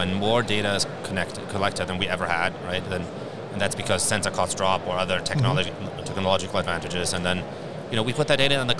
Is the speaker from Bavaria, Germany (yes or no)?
no; Berlin, Germany; born or raised there